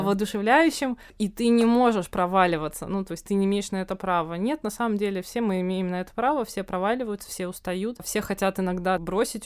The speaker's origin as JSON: {"language": "Russian", "town": "Novosibirsk", "region": "Novosibirsk Oblast", "country": "Russia", "tie": "born or raised there", "moved": "as an adult", "lives_now": "Moscow, Russia", "said": "я родом из Новосибирска, и тогда к тому времени я чуть больше года жила в Москве."}